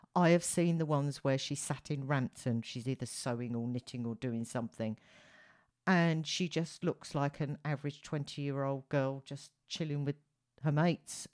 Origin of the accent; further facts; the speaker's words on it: United Kingdom; as a Brit, fellow Brit